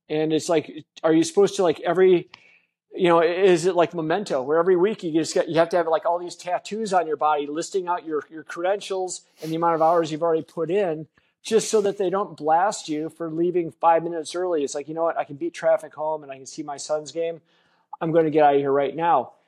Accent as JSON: {"language": "English", "region": "Wisconsin", "country": "United States", "tie": "born or raised there", "said": "I grew up in Wisconsin, which is a, a beer and bar culture"}